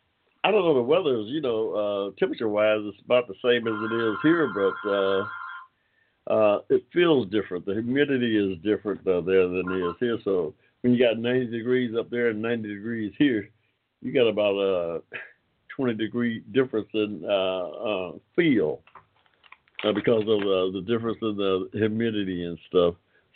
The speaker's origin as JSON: {"language": "English", "region": "Georgia", "country": "United States", "also_born_or_lived": "Ohio", "said": "I'm from Georgia, but I spent part of my adolescent years in Ohio. Yeah, and still got family there, family and friends."}